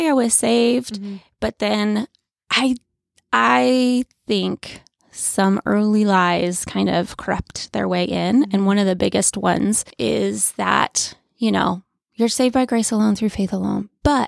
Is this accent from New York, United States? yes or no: yes; New York, United States; But I am originally from Western New York, small town outside of Buffalo. That's where I grew up.